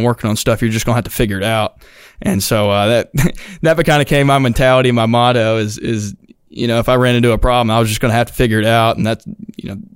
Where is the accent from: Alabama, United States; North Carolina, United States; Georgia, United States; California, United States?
Alabama, United States; Chelsea; I'm from Chelsea. It's right outside of Birmingham